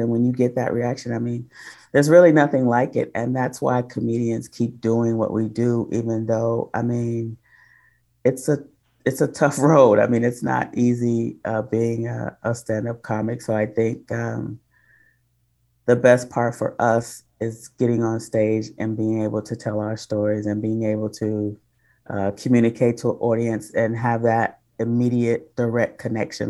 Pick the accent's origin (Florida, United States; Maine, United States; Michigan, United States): Michigan, United States; Detroit; moved away; also born or lived in Oakland